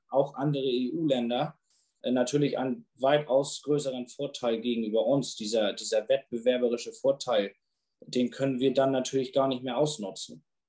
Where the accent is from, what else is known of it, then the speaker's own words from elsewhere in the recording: Germany; bei uns in Deutschland